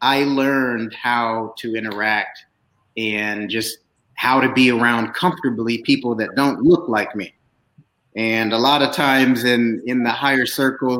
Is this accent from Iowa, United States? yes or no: yes; Des Moines, Iowa, United States; Des Moines, Iowa